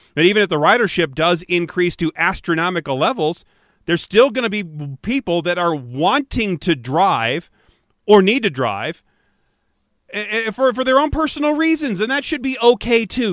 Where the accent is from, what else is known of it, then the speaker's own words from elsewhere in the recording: Michigan, United States; Growing up in Michigan